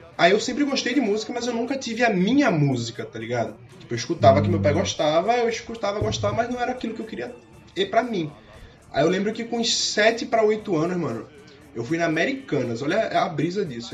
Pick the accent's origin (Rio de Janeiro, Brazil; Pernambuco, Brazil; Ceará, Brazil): Pernambuco, Brazil; Recife; moved away as an adult; also born or lived in Piedade, Jaboatão dos Guararapes; eu sou recifense, velho. Que eu nasci em Recife. Agora eu moro em Piedade, mas desde pirralho